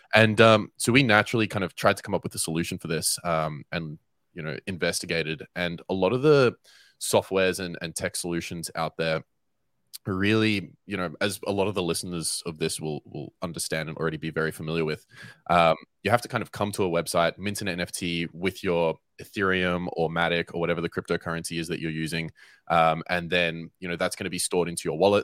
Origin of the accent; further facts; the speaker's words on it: Melbourne, Victoria, Australia; moved away as an adult; now in Cape Town, South Africa; I am born and raised in Melbourne, Australia